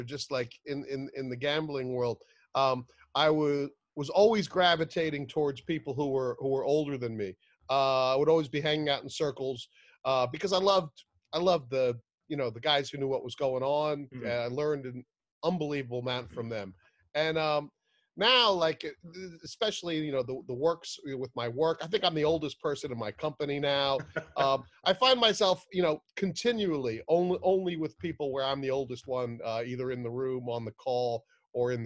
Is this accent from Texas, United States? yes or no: no; Madison, New Jersey, United States; moved away; I grew up in a place called Madison. So in Madison, where I grew up